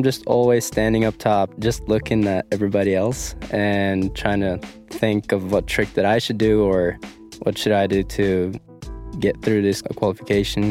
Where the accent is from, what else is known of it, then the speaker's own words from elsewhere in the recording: Dombås, Innlandet, Norway; I'm a snowboarder from Dombås, Norway, and I'm 23 years old.